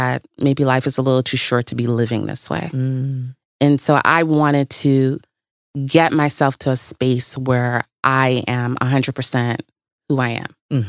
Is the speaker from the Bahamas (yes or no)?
yes; Bahamas; moved away as an adult; also born or lived in Tuskegee, Alabama / Detroit / Chicago; Originally the Bahamas.